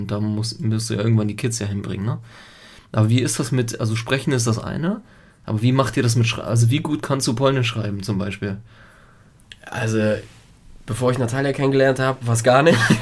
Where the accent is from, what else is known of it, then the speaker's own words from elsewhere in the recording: Germany; first language Italian; German is a second language; also born or lived in Italy; ich bin ja äh, in Italien geboren und habe dort ja sieben, sieben Jahre gelebt. Also wir sind, oder ich bin erst mit sieben Jahren quasi nach Deutschland gekommen